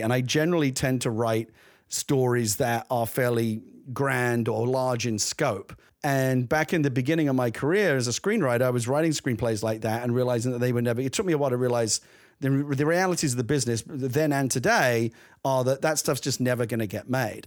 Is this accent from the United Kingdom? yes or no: yes; London, United Kingdom; I grew up in the East End of London